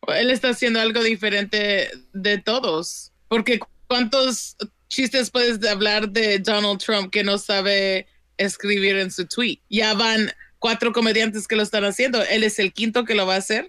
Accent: Compton, California, United States; Yo crecí en South Central, en Compton

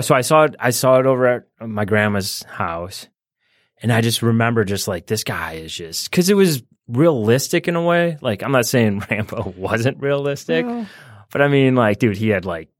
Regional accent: Michigan, United States; also born or lived in Illinois; But then I was raised out here in Michigan, moved here in sixth grade.

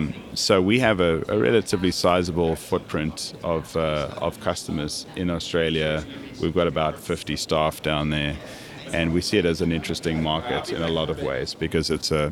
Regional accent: Kansas City, Missouri, United States; we wanted to have some connection back with that history of growing up in Kansas City.

